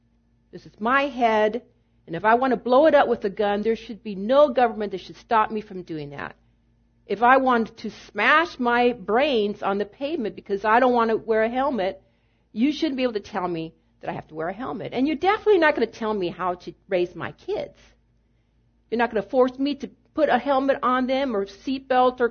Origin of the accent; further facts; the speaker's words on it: United States; in the 28 years that I have been voting as an American citizen